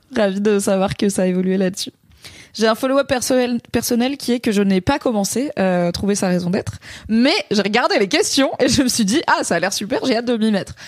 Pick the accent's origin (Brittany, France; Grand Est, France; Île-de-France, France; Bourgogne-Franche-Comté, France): Grand Est, France; Alsace; Je suis alsacienne quand même